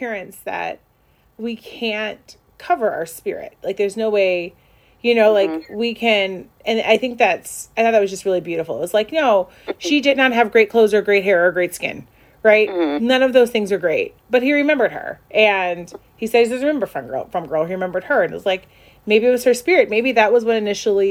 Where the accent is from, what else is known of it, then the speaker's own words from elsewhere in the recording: Chicago, Illinois, United States; also born or lived in North Shore, Illinois; I grew up in the North Shore. I grew up in the city of Chicago.